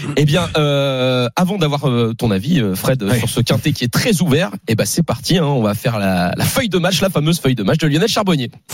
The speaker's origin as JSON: {"language": "French", "area": "Rouen area", "region": "Normandy", "country": "France", "moved": "yes", "said": "quand je rentre chez moi dans le Rouennais"}